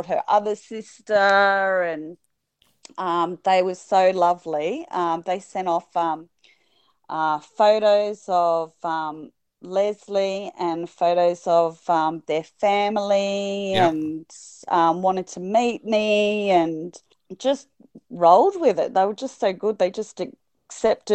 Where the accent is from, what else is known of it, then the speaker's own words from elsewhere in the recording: Sydney, New South Wales, Australia; also born or lived in Wagga Wagga, New South Wales; I was born in Sydney. I went all the way to Wagga.